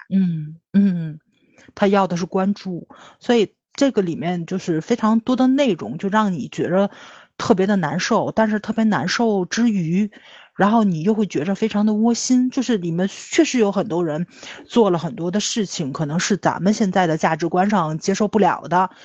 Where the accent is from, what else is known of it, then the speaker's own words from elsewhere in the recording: China; 咱中国人总看自己做得不好的地方